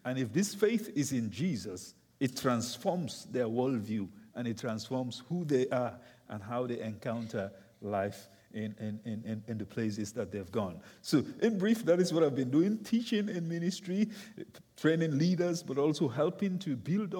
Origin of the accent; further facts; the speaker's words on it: Sierra Leone; Yeah, well, I come from Sierra Leone